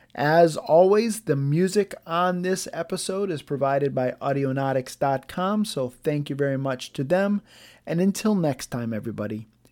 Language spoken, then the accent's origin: English; United States; as an American